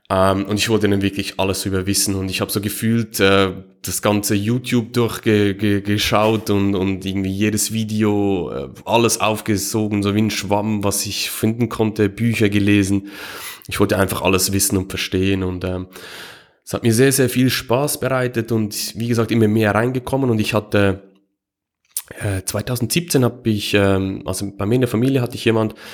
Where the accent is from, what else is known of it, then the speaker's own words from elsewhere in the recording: Switzerland; Ähm, ähm, wie, ihr es wahrscheinlich hört, ich komme aus der Schweiz.